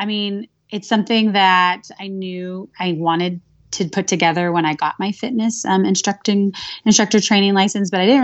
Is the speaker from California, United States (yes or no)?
yes; California, United States; now in Phoenix, United States; I live in Phoenix, Arizona, but I'm originally from California